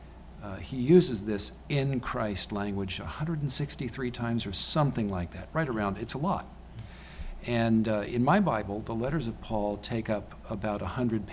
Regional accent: United States; I'm an American

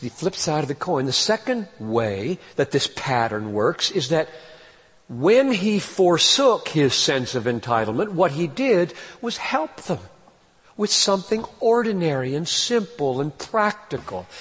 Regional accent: United States; second as an American

